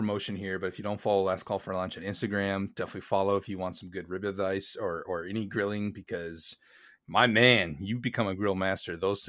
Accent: Wisconsin, United States; Dude, I'm from Wisconsin, German capital of the U.S., maybe?

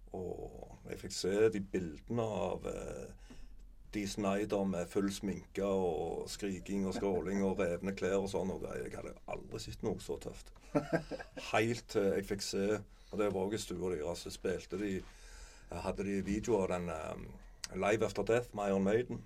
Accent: Sandnes, Rogaland, Norway; also born or lived in Reve / Klepp stasjon; Jeg er fra Sandnes, eh, men jeg har bodd Etter mor og far ble skilte, så bodde jeg òg noen år på Reve. Og på Klepp stasjon. Mm. men mest i Sandnes, da.

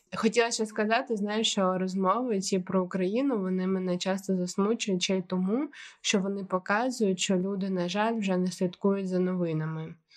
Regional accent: Ukraine; moved away as an adult; я з України

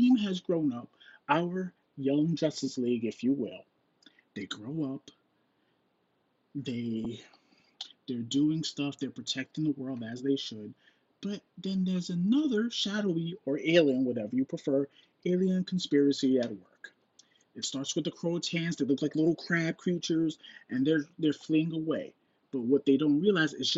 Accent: New York, United States; as a New Yorker

